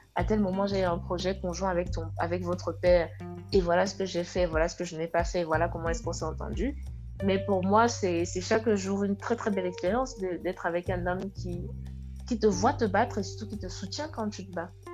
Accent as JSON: {"language": "French", "region": "West Cameroon", "country": "Cameroon", "also_born_or_lived": "Senegal", "moved": "as an adult", "lives_now": "France", "said": "je suis originaire de l'ouest du Cameroun"}